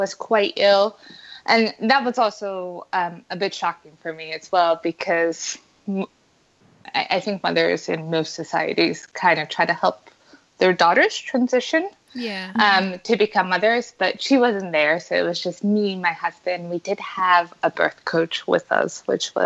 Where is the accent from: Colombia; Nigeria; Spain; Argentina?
Colombia; also born or lived in United States; I am Colombian from South America, as well as American